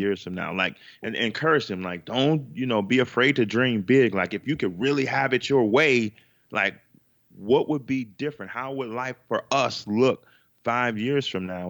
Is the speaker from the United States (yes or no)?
yes; Chicago, Illinois, United States; we're from Chicago, Chicago, Illinois